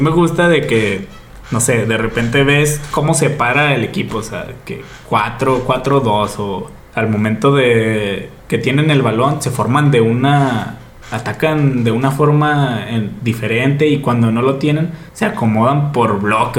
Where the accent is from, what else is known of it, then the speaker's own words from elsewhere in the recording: Gómez Palacio, Durango, Mexico; yo soy de Gómez, güey, vivo en Lejos, pues, no, yo no vivo en Torreón